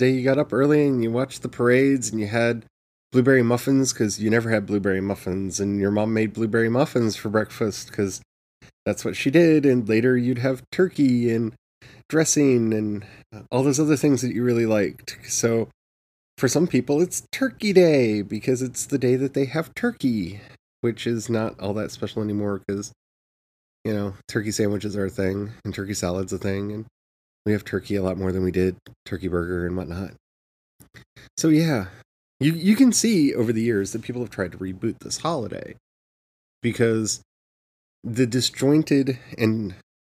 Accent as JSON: {"language": "English", "country": "United States", "said": "Because I'm American"}